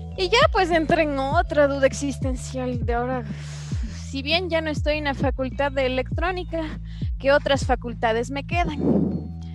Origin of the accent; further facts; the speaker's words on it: Ecuador; ingenierías en mi país, el Ecuador